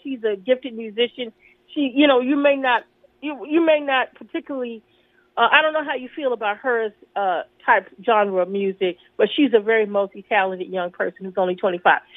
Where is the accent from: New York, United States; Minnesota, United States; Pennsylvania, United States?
New York, United States; New York City; now in Washington, D.C., United States; I'm from New York City, where we have Puerto Ricanos, Dominicanos